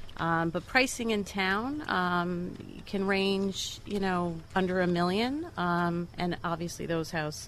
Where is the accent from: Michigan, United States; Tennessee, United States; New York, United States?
New York, United States; Manhasset; I grew up in Manhasset, so I've kind of traded amongst my different homes within the town over the years.